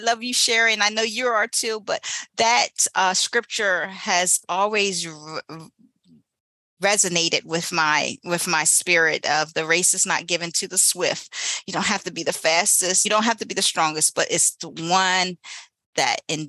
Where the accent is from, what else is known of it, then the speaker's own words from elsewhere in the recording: Eastern Shore, Maryland, United States; moved away as an adult; also born or lived in Baltimore, Maryland; I went from the little city that I was in to Baltimore, Maryland, left my hometown, my Eastern Shore